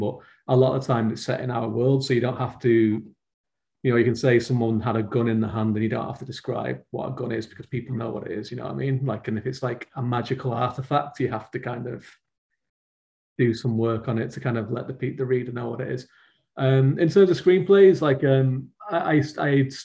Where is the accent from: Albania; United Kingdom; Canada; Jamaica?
United Kingdom; around Manchester, North West England; I grew up in England, so like as in the northwest of England, which is just around Manchester